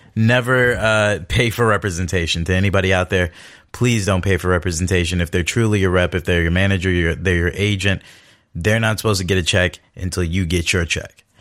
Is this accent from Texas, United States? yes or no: no; Los Angeles, California, United States; I'm born and raised in Los Angeles, California